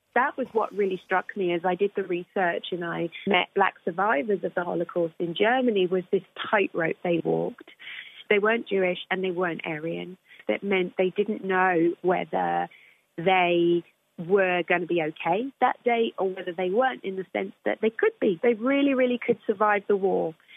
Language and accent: English; United Kingdom; I'm British